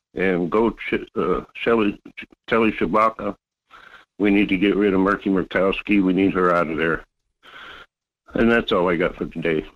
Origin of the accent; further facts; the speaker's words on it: Fairbanks, Alaska, United States; now in North Pole, United States; I grew up in Fairbanks